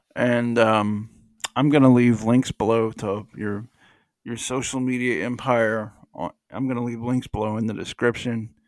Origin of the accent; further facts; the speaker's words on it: United States; I'm just an American